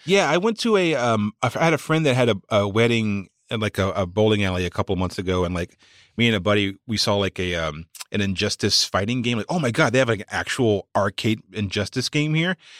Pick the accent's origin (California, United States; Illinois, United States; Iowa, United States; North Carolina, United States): North Carolina, United States; Walnut Cove; moved away; my hometown is a place called Walnut Cove, North Carolina